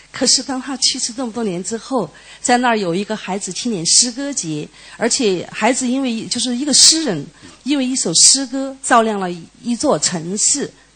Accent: Chengdu, Sichuan, China; 因为我是四川人，成都人

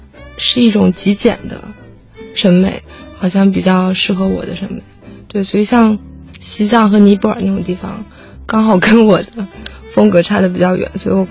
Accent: Fuzhou, Fujian, China; 对，我是福州人。

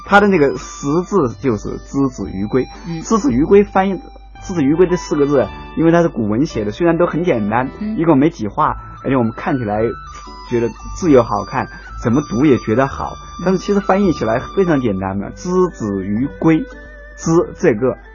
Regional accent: China; 《桃夭》这首诗的话，在我们中国人中间应该说是，呃，付诸皆知，耳熟能详啊

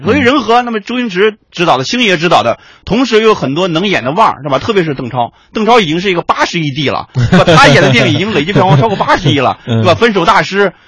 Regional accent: Yangcun, Tianjin, China; moved away; 我父母家是在天津的阳村，这是一个，呃，天津下面一个区啊，一个县。很著名的区

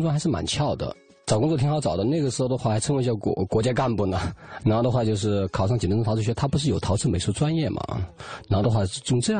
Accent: Linchuan, Jiangxi, China; moved away; also born or lived in Jingdezhen; 我是江西临川人。

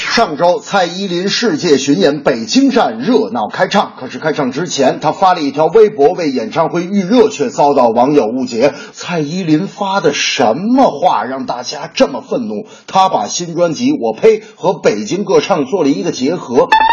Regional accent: northern China, China; 我作为一个北方人

